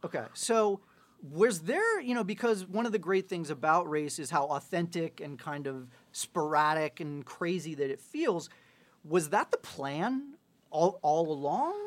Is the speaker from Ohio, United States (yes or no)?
yes; Ohio, United States; I'm from Ohio